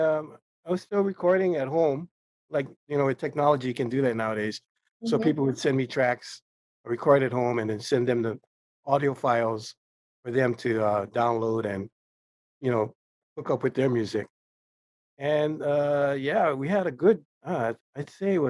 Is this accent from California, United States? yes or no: no; Honolulu, Hawaii, United States; I graduated from Farrington High School. Mm-hmm. I'm from Kalihi, you know, in Honolulu